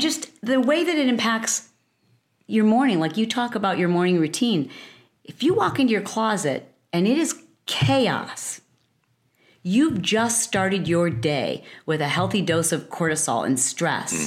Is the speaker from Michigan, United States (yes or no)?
yes; Michigan, United States; also born or lived in Detroit, Michigan; I grew up in Michigan. From the Midwest